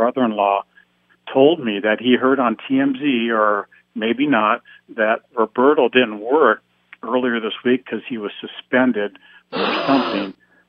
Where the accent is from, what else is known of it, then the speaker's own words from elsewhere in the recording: Shakopee, Minnesota, United States; now in Tacoma, United States; Well, I grew up in Shakopee, Minnesota